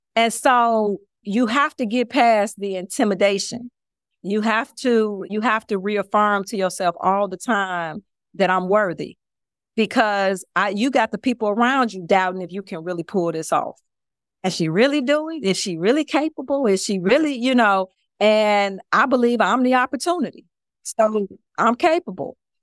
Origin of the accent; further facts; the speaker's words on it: Chicago, Illinois, United States; moved away as an adult; also born or lived in Houston; now in Miami, United States; I'm originally from Chicago.